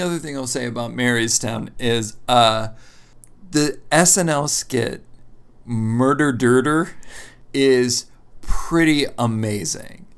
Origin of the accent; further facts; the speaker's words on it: Lancaster County, Pennsylvania, United States; I'm from Lancaster County.